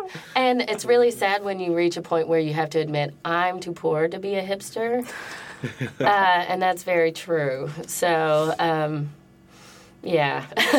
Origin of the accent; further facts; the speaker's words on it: the South, United States; I'm from the South